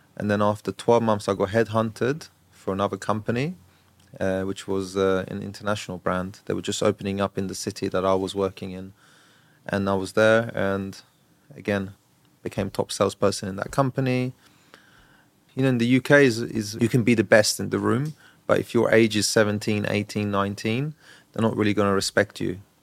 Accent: Brighton, South East England, United Kingdom; moved away as an adult; now in Dubai, United Arab Emirates; I grew up in Brighton, so I don't live in London

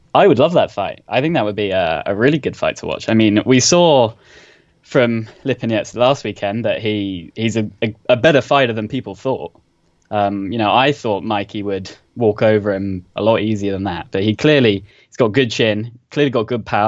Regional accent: London, United Kingdom; accent: posh; now in Southampton, United Kingdom; originally from London

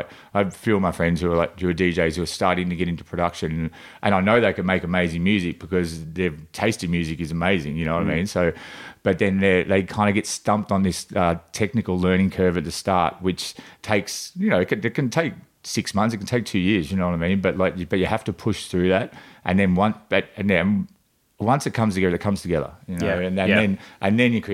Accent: Gippsland, Victoria, Australia; moved away as an adult; now in Melbourne, Australia; I grew up in the country. I grew up down in Gippsland

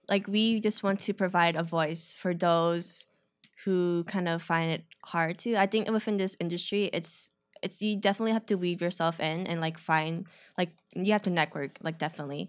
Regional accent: Chicago, Illinois, United States; I grew up on the north side of the city.

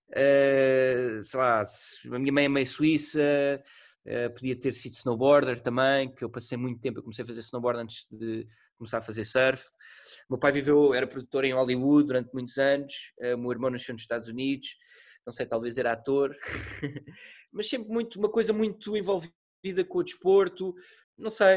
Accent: Portugal; sendo português

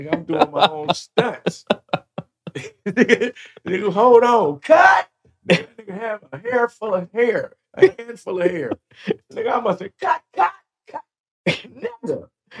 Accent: California, United States; Because, you know, we come from Cali. We got that. We got that good green.

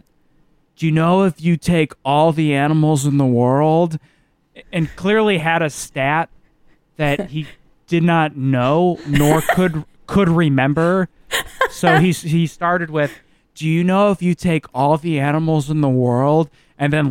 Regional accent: Midwest, United States; growing up in the Midwest

